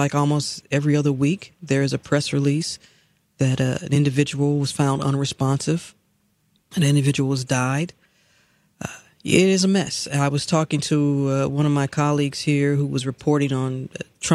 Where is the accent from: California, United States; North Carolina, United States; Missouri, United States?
Missouri, United States; St. Louis; moved away as an adult; now in Atlanta, United States; my hometown of St. Louis